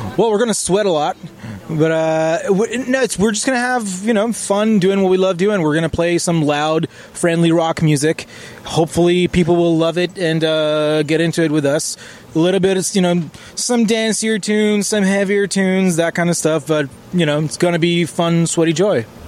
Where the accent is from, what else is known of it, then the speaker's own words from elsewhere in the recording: Israel; now in Canada; I'm from Israel